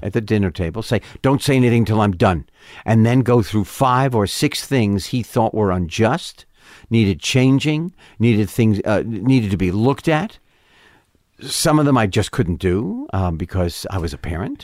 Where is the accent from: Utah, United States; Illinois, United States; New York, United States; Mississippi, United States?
New York, United States; New York City; moved away as an adult; I grew up in Manhattan, so, West Side